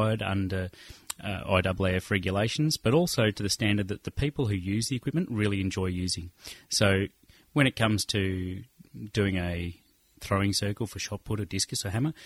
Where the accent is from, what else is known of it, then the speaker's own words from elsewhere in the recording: Melbourne, Victoria, Australia; I grew up in Melbourne, leafy suburbs of Camberwell, where we're actually sitting today